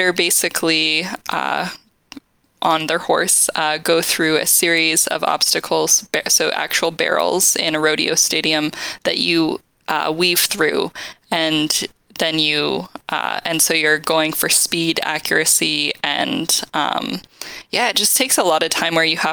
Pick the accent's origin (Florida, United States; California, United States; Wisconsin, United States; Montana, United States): Montana, United States; Huntley; moved away as an adult; also born or lived in Utah; I grew up in a tiny town in Montana called Huntley, Montana, which is less than 500 people.